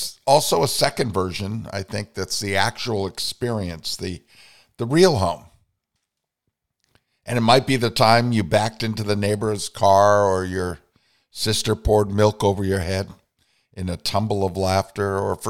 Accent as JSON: {"language": "English", "region": "Vermont", "country": "United States", "tie": "born or raised there", "said": "Mine is connected to my home state. And when I was a little boy, I sat on the knee of a poet, Robert Frost, because my mother was very involved in poetry in Vermont, and published 6 poetry books."}